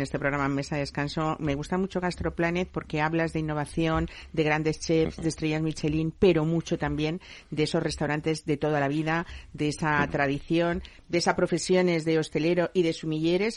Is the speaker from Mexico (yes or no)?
no; Community of Madrid, Spain; somos los madrileños